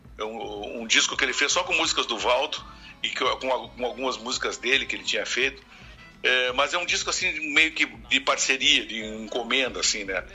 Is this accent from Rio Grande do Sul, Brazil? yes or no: yes; Uruguaiana, Rio Grande do Sul, Brazil; now in Porto Alegre, Brazil; embora eu seja interiorano, sou de Uruguaiana